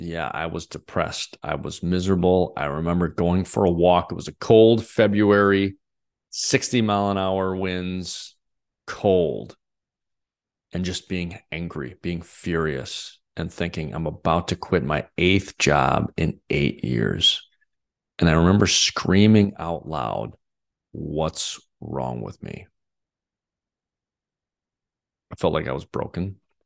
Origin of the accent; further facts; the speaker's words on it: Wisconsin, United States; I grew up in Northeast Wisconsin, had a really pretty amazing childhood.